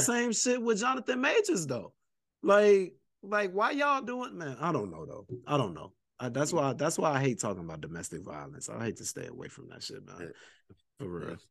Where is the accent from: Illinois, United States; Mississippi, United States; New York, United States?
Illinois, United States; Chicago; I'm a Chicagoan to the core